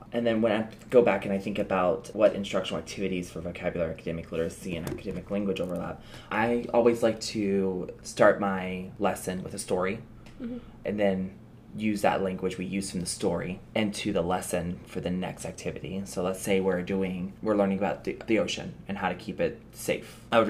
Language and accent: English; the South, United States; because I was new, especially moving to this area. I was from the South, so I didn't have anything culturally in this area.